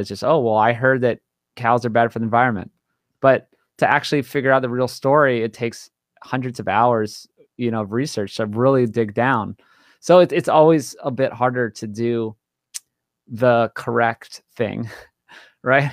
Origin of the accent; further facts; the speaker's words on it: Hawaii, United States; born and raised in Hawaii